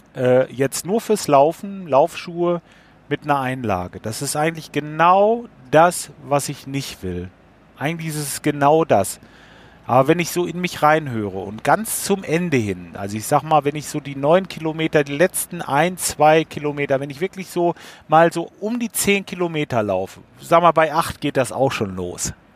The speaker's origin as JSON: {"language": "German", "area": "Lippe", "region": "North Rhine-Westphalia", "country": "Germany", "accent": "Lippe slang", "said": "In aller Uchte, sagen wir hier, bei uns in Lippe, von wegen, wir haben auch ein bisschen, ähm, ein bisschen Slang"}